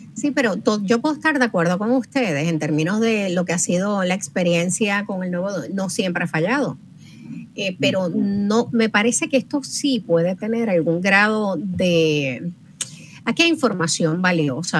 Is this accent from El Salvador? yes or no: no; Puerto Rico; somos una isla caribeña